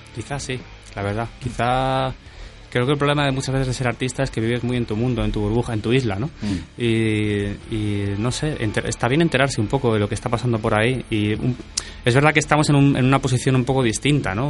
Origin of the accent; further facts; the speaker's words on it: Cortelazor, Andalusia, Spain; mi pueblo